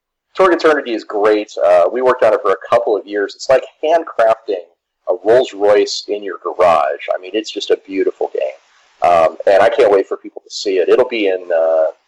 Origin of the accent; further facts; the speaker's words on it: United States; I'm American